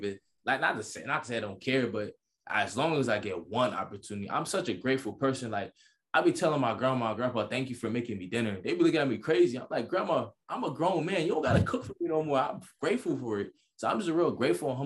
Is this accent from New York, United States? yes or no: yes; New York, United States; I'm from New York. Everybody from New York know what that means. I'm from New York.